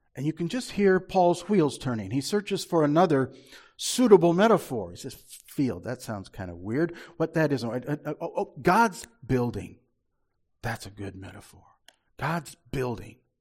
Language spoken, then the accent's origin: English; Marshalltown, Iowa, United States; when I was a little boy growing up in Marshalltown in the fifties